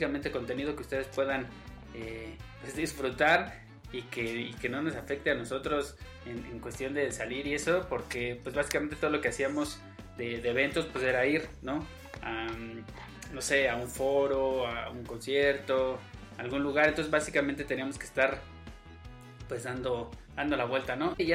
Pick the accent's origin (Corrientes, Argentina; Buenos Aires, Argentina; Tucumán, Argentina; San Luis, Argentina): Buenos Aires, Argentina; Sí, soy de Buenos Aires.